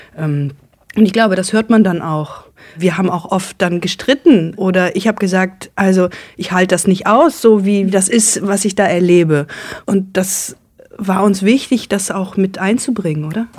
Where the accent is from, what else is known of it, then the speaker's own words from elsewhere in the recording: Germany; als Deutsche und nicht vom Dorf